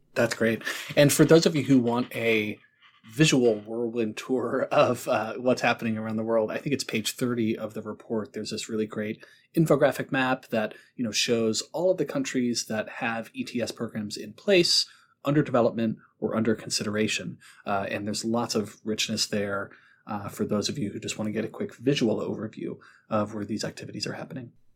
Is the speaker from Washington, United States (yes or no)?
no; North Carolina, United States; I'm from North Carolina